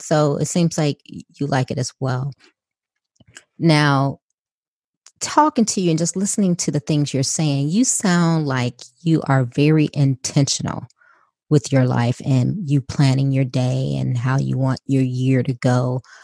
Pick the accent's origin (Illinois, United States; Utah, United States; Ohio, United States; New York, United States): Illinois, United States; Chicago; I'm originally from Chicago, so I grew up in inner city Chicago